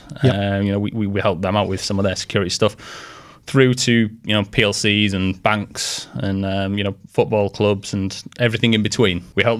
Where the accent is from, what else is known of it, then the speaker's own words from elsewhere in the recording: Yorkshire and the Humber, United Kingdom; accent: Yorkshire; with a phone number to reach me and my beautiful Yorkshire accent.